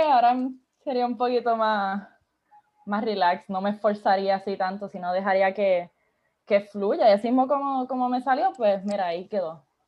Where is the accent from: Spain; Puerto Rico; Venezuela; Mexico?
Puerto Rico; Isabela; also born or lived in Aguadilla, Puerto Rico; yo digo que soy de Isabela slash Aguadilla, porque pues mis papás se divorciaron, so estoy como que me crié en both